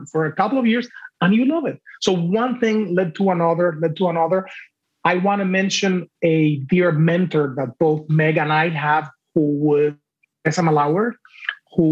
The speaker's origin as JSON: {"language": "English", "country": "Cuba", "tie": "born or raised there", "first_language": "Spanish", "second_language": "English", "moved": "as an adult", "lives_now": "United States", "said": "I grew up in Cuba"}